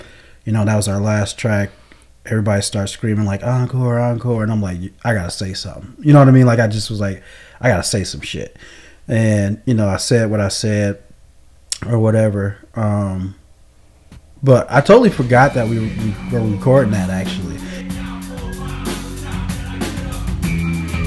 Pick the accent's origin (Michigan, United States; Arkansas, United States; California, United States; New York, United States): Michigan, United States; Flint; I'm from Flint